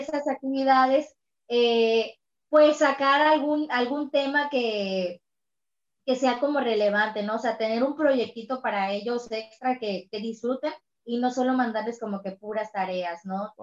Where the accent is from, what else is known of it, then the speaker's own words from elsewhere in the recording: Cancún, Quintana Roo, Mexico; Yo soy de Cancún, Quintana Roo